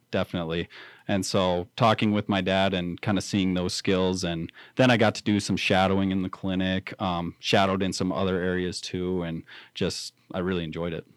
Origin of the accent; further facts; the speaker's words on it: Riverton, Wyoming, United States; grew up, born and raised in Riverton, graduated Riverton High School